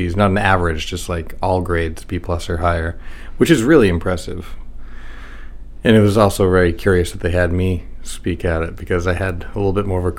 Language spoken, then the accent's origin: English; York, Maine, United States; also born or lived in Dover, New Hampshire; I'm actually from Cape Natick, which is just south of Ogunquit